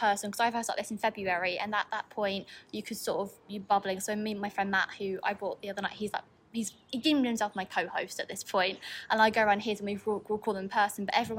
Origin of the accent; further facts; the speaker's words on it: near Canterbury, South East England, United Kingdom; growing up as not in Canterbury, but this was like my local town